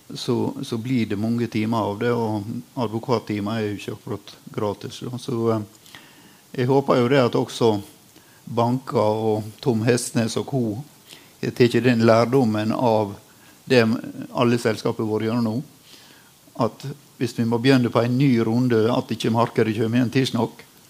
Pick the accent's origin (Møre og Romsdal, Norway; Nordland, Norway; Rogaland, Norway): Møre og Romsdal, Norway; Sunnmøre; som sunnmøring